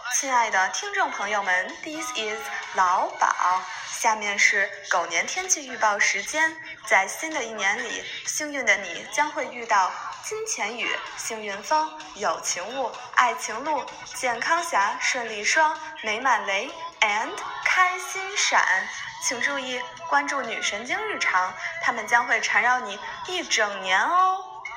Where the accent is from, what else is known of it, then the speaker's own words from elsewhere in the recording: Taiwan; now in Toronto, Canada; 来自台湾，啊，但是现在住在多伦多